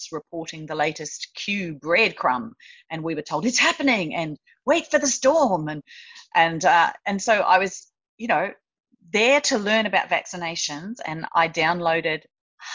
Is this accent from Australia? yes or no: yes; Australia; as an Australian